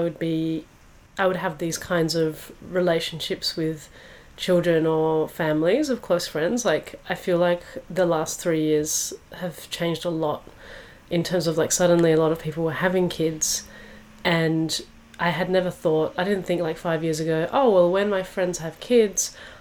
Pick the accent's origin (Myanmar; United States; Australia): Australia; Perth, Western Australia; where I grew up in Perth